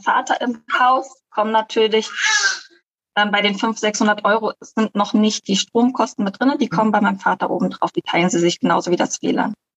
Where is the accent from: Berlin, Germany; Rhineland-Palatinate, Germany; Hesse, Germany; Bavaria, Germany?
Berlin, Germany; now in Costa Rica; ursprünglich komme ich aus Deutschland, aus Berlin